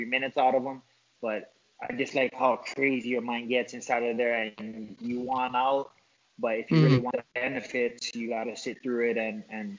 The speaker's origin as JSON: {"language": "English", "region": "Hawaii", "country": "United States", "said": "I'm from Hawaii."}